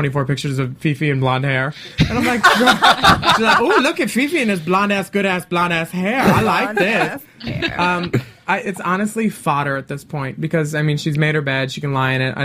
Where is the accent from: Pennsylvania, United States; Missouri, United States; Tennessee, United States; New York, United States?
Pennsylvania, United States; Philadelphia; moved away; I'm from Philly